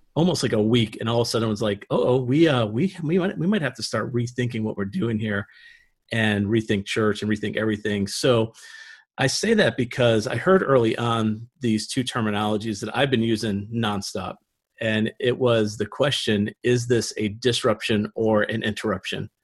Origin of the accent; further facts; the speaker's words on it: Niagara Falls, New York, United States; moved away as an adult; also born or lived in Pennsylvania / Ohio; I'm actually from Niagara Falls, New York